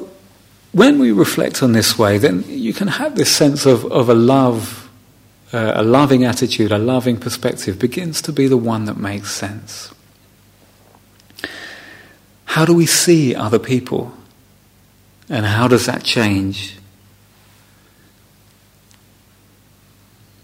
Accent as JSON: {"language": "English", "region": "London", "country": "United Kingdom", "tie": "born or raised there", "first_language": "English", "said": "something I would have said growing up in London"}